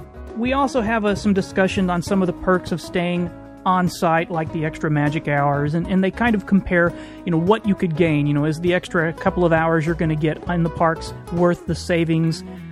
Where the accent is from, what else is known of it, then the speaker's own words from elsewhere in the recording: Texas, United States; also born or lived in Houston; And I'm from East Texas. I actually spent about 10 years between moving from Houston to East Texas in around 84 till shortly after, well, actually for about 10 years till I moved to Iowa in 95.